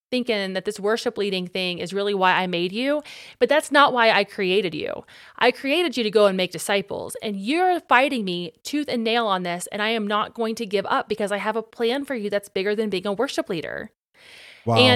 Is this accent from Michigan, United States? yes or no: no; Ohio, United States; I want to go back home to Ohio where I could lead worship on a differ